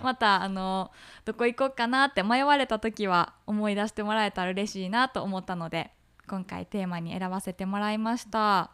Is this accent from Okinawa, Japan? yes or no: no; Hyogo, Japan; moved away; 私たちってもともとは兵庫出身やけど